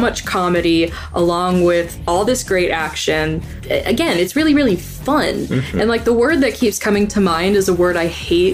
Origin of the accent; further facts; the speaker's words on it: Missouri, United States; we're from Missouri